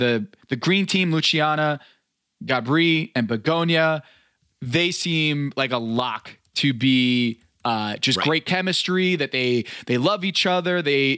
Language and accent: English; United States; also born or lived in Brazil; I'm American